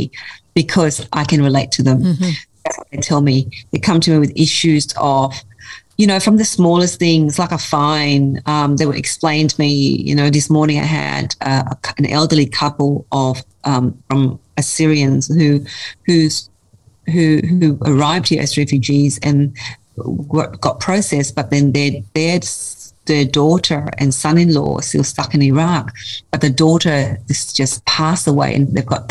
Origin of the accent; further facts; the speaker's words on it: Fairfield, New South Wales, Australia; growing up in Fairmeadow, I felt that we were very welcomed by the community